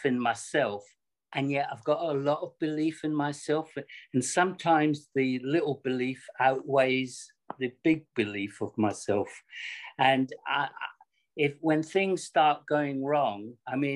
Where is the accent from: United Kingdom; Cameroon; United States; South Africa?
United Kingdom; Scotland; when I grew up in Scotland, I was living in a very, very downtrodden area